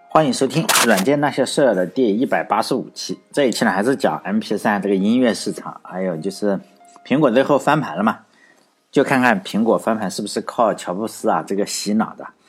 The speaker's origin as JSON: {"language": "Chinese", "region": "Shandong", "country": "China", "tie": "born or raised there", "moved": "yes", "said": "就运到了山东嘛，比如说运到我老家"}